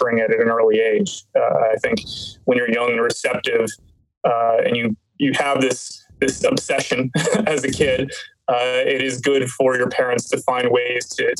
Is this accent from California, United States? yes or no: no; Fallston, Maryland, United States; I grew up in a town called Falston, Maryland in Harford County